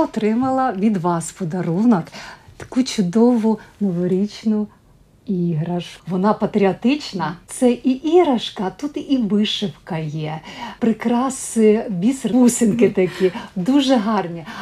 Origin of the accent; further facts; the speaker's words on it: Zakarpattia Oblast, Ukraine; moved away as an adult; now in Latvia; у нас на Закарпатті